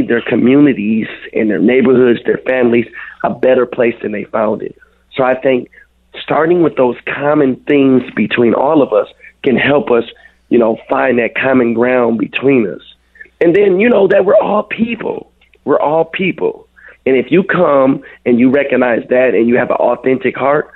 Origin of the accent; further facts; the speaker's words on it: Minneapolis, Minnesota, United States; I grew up on 26th and Cedar. So I spent a lot of my time growing up in Little Earth.